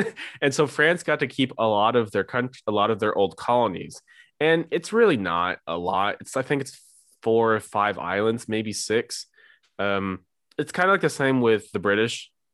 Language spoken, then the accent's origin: English; St. Louis, Missouri, United States; I'm from Saint Louis